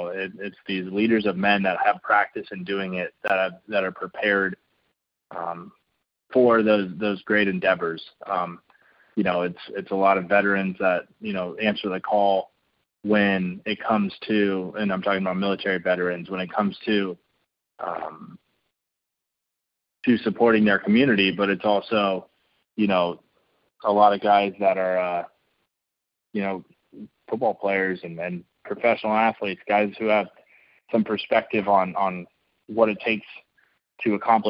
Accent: San Diego, California, United States; moved away as an adult; I grew up in San Diego, surrounded by the military.

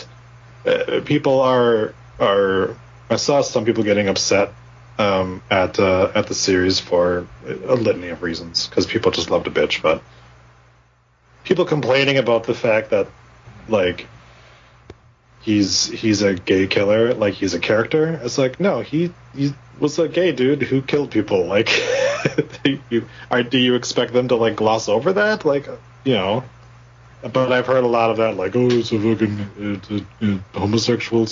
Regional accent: Wisconsin, United States; growing up in Wisconsin

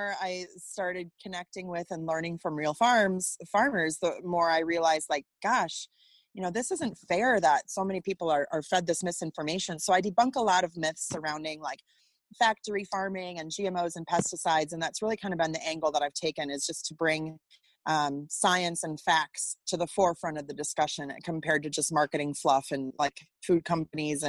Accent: Wisconsin, United States; moved away as an adult; also born or lived in Los Angeles / Chicago; now in Iowa, United States; I grew up in Wisconsin

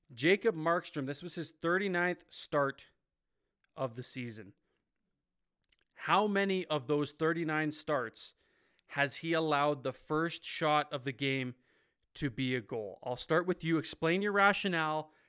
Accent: Ontario, Canada; moved away; the motherland, as I like to call it, I'm from Ontario

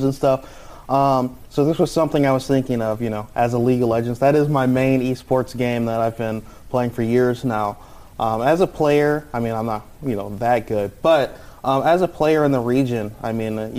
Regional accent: Michigan, United States; I grew up in Michigan

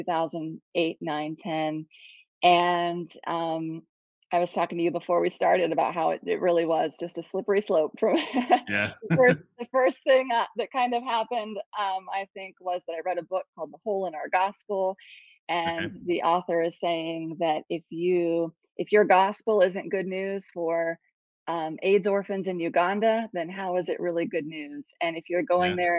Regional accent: Ohio, United States; moved away as an adult; also born or lived in Columbus, Ohio / Cambodia; now in South Carolina, United States; I'm originally from Ohio, and we didn't want to go back to the cold

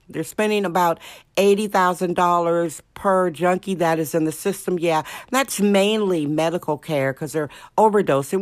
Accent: Indiana, United States; now in California, United States; Indiana, my home state

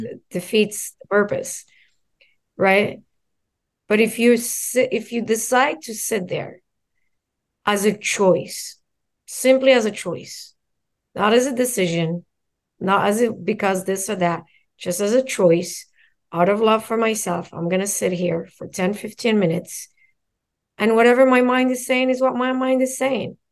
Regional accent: Morocco; now in United States; I'm born and raised in Morocco

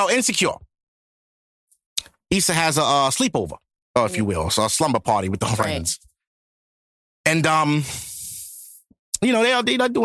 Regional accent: United States; I'm not from the islands. I'm American

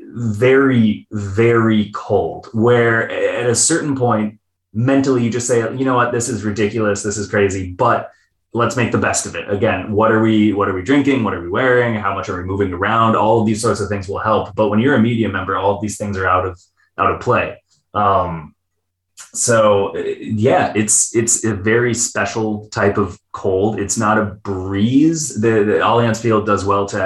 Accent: Minnesota, United States; I'm Minnesotan

